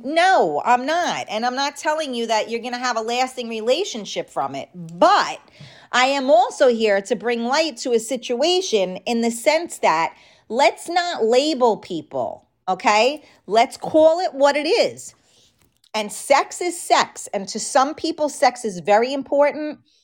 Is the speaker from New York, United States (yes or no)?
yes; New York City, New York, United States; accent: New York; I grew up in, uh, a very, uh, like, mafia type of neighborhood in the Bronx